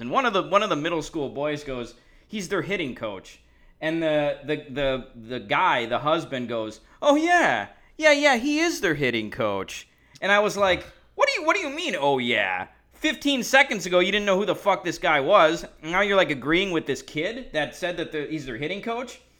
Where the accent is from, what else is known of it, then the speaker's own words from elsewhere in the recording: Chicago, Illinois, United States; I was from Chicago